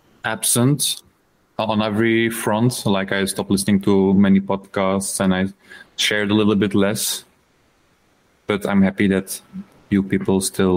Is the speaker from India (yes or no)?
no; Flanders, Belgium; first language Dutch (Flemish); English is a second language; I'm from Belgium and I'm a professional restorer of wooden heritage.